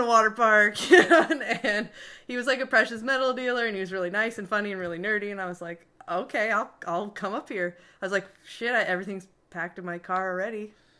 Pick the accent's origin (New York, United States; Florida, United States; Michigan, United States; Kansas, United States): Michigan, United States; Marine City; I'm from Marine City, Michigan, a little town